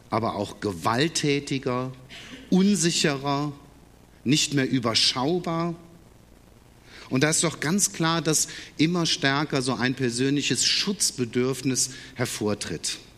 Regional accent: Gummersbach, North Rhine-Westphalia, Germany; born there; Wobei jetzt in Engelskirchen, ganz in der Nähe von Gummersbach, wo ich geboren bin, da gibt es seit neuestem das erste Engelmuseum in Deutschland.

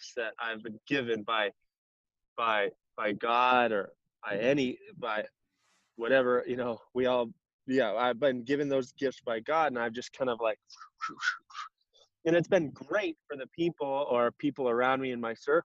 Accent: Coeur d'Alene, Idaho, United States; also born or lived in Seattle, Washington / Spokane, Washington / Rathdrum, Idaho; I grew up in I was born in northern Idaho, Coeur d'Alene. I moved around a little bit around the Pacific Northwest as I grew up. I moved to Seattle, Spokane, back to Coeur d'Alene. I graduated high school in Rathdrum, Idaho.

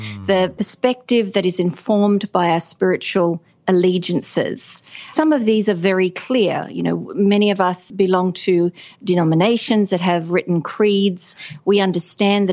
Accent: rural New South Wales, Australia; I was born in a small town, rural New South Wales

